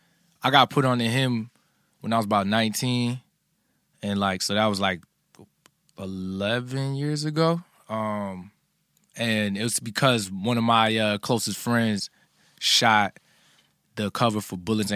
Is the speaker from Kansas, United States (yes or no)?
no; New Jersey, United States; also born or lived in Philadelphia / New York; I grew up between Jersey, Philly, and also spent some time in New York, too.